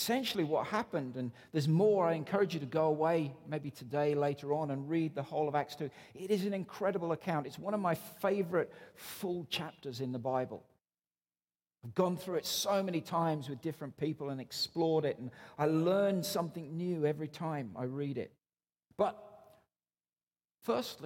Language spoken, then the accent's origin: English; Newcastle upon Tyne, North East England, United Kingdom; moved away as an adult; now in Canada